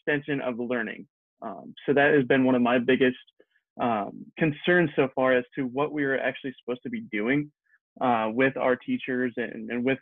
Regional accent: Pennsylvania, United States; I am from Pennsylvania

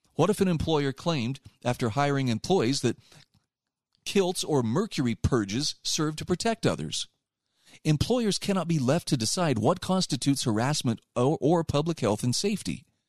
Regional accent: Utah, United States; my home state of Utah

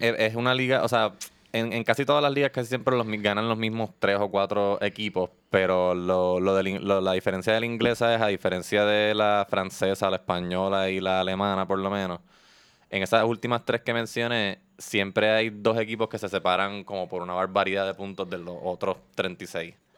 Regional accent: Puerto Rico; aquí en Puerto Rico

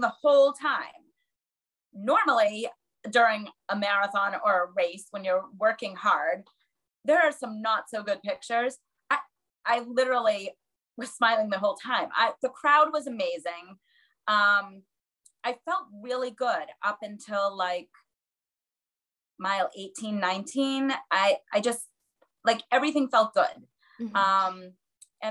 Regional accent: Boston, Massachusetts, United States; It's my hometown race

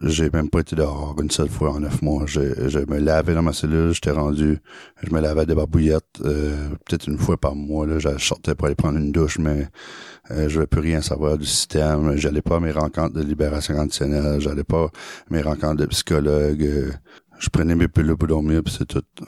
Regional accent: Acadia, New Brunswick, Canada; also born or lived in Saumarez, New Brunswick; moi, je viens de l'Acadie. Je suis grandi au Nouveau-Brunswick dans un, dans une ville, dans un village qui s'appelle euh, Saint-Tyranné. Euh, après, j'ai grandi un peu aussi à Somarez

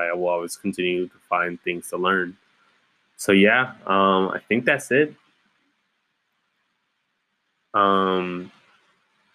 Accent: Ypsilanti, Michigan, United States; moved away as an adult; now in Kalamazoo, United States; I'm originally from Ypsilanti, Michigan, just outside Ann Arbor. Born and raised

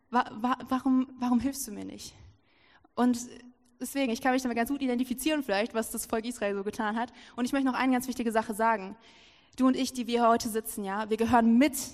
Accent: Lower Saxony, Germany; Und so saß ich da in meiner Heimat, in der Nähe von Hannover ist das, und ich saß da so, war so übelst verzweifelt.

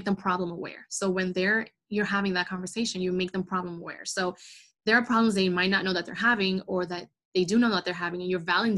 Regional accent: New York, United States; I'm like from New York. So I have that like New York attitudes

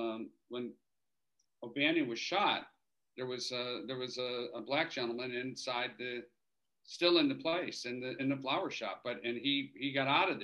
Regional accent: Chicago, Illinois, United States; where I grew up in Chicago near. In Edison Park

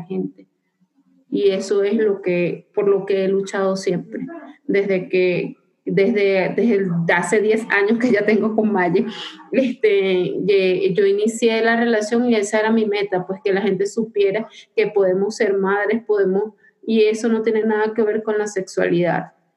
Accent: Venezuela; moved away as an adult; soy migrante venezolana

